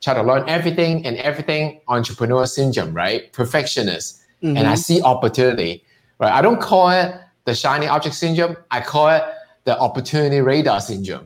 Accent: Hong Kong; now in United States; It's because I'm Chinese, I'm from Hong Kong.

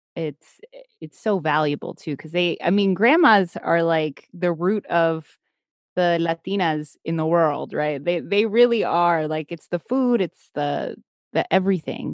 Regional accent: United States; growing up in the States here

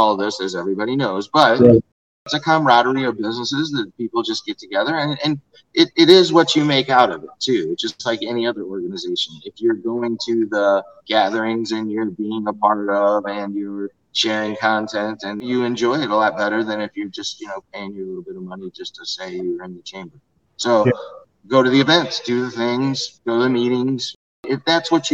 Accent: St. Charles, Missouri, United States; It's a nice place here. So it's easy to get emotional about because it's my hometown

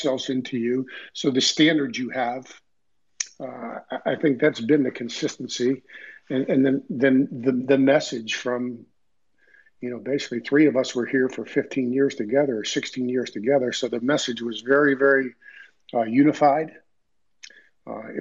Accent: Dumont, New Jersey, United States; I grew up in a small town in New Jersey, Dumont

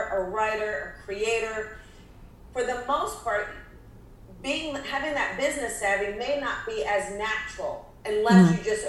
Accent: New Jersey, United States; I'm from New Jersey.

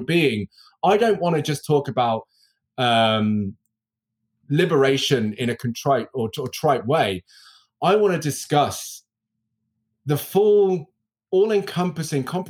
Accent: United Kingdom; also born or lived in Birmingham; Me being British and having the accent and the enunciation that I have

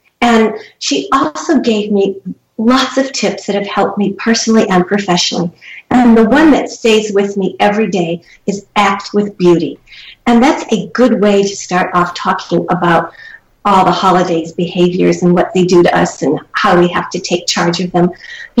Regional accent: Charleston, South Carolina, United States; moved away; also born or lived in Midwest; I am proud to have a southern heritage. I was raised part of my life in Charleston, South Carolina, and a part in the Midwest. but my heart is in the South.

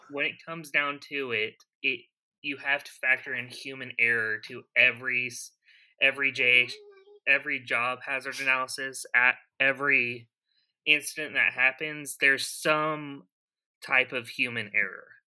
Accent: Broken Arrow, Oklahoma, United States; also born or lived in Tulsa; now in Pryor, United States; I was born and raised here in Oklahoma. I was born in Oklahoma City

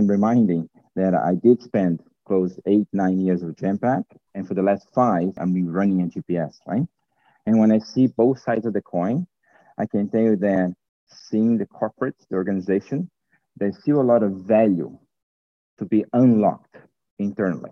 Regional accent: Brazil; moved away as an adult; also born or lived in United States; now in Romania; I was actually born and raised in Brazil

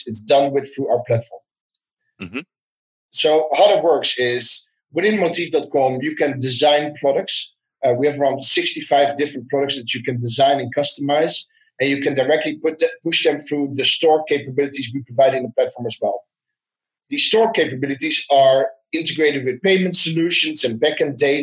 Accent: Netherlands; I'm from the Netherlands

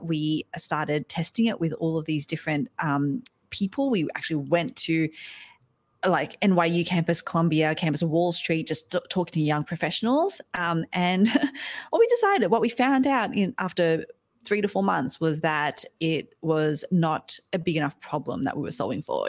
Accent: Australia; now in New York City, United States; I am Aussie. I'm Australian, um, but I live over in the States now. I'm here in New York City.

